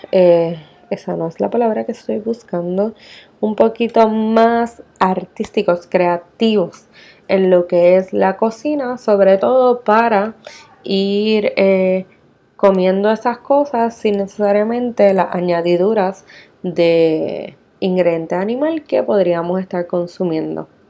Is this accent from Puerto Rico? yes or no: yes; Puerto Rico; nosotros que somos eh, bien puertorriqueños del arroz y la habichuela